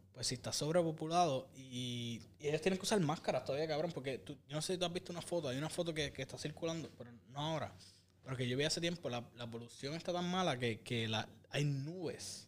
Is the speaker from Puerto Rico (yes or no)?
yes; Ponce, Puerto Rico; moved away as an adult; Yo, yo viví en la isla, yo me mudé para acá cuando tenía 23 años. Y en el, norte, obviamente soy del sur, pero pues, soy de Puerto Rico, eh, de, Ponce